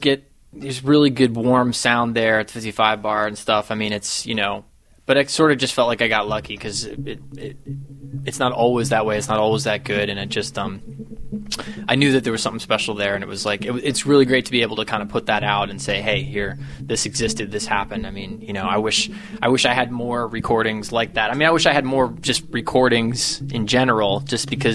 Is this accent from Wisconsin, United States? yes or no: no; Morristown, New Jersey, United States; also born or lived in New York; now in Los Angeles, United States; I was born in Morristown Memorial Hospital